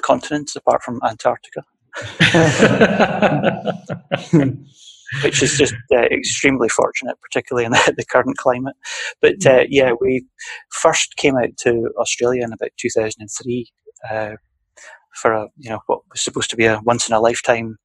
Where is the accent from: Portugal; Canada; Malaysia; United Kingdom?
United Kingdom; Scottish Borders, Scotland; also born or lived in Edinburgh / Aberdeen; now in London, United Kingdom; I was born in Edinburgh, but I grew up in a village outside of Edinburgh, outside of a town south of Edinburgh in what I would refer to as the borders of Scotland